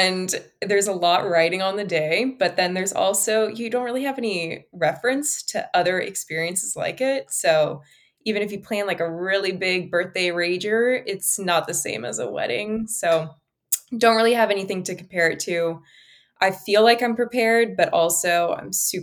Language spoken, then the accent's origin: English; Bay Area, California, United States; I'm from the Bay Area